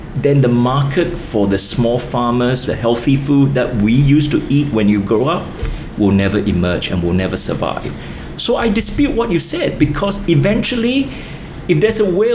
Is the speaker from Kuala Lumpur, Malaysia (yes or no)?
no; Kota Bharu, Kelantan, Malaysia; moved away; I lived through the years when I grew up in Kota Baru.